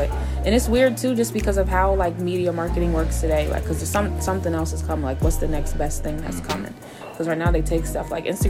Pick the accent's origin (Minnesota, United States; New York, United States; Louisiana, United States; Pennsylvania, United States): Pennsylvania, United States; Harrisburg; I'm from Harrisburg